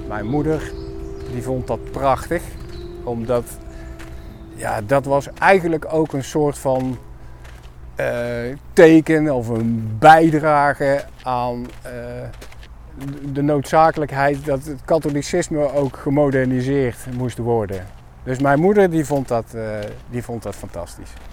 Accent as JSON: {"language": "Dutch", "town": "'s-Hertogenbosch", "region": "North Brabant", "country": "Netherlands", "tie": "born or raised there", "moved": "as an adult", "said": "62 jaar, eh, geboren en getogen in Den Bosch."}